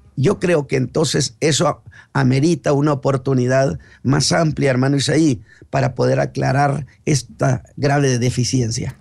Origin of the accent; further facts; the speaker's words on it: Chihuahua, Mexico; now in Monterrey, Mexico; yo soy chihuahuense